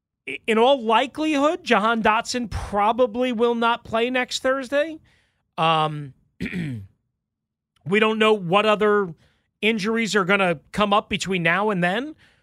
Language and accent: English; New York, United States; accent: New York; like, I'm from New York. I have a thick accent at times